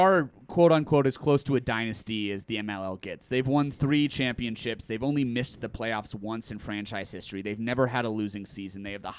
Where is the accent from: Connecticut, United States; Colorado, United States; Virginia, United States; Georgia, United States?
Colorado, United States; Castle Rock; I've known Christian since I was a kid. We're both from Castle Rock and we went to high school together.